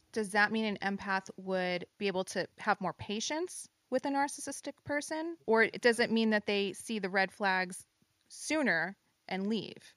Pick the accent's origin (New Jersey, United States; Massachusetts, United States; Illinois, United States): New Jersey, United States; moved away; I am in my home state of New Jersey